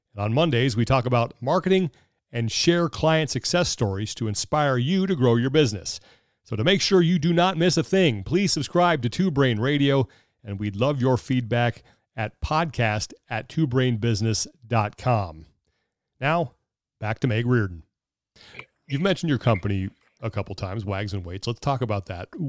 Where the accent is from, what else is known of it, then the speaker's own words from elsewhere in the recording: Sacramento, California, United States; I grew up in Sacramento